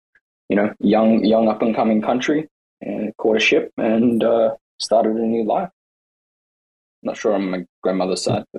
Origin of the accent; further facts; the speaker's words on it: Australia; I'm an Australian, but my grandparents both migrated to Australia. So my grandmother was from England and my grandfather was from Hungary.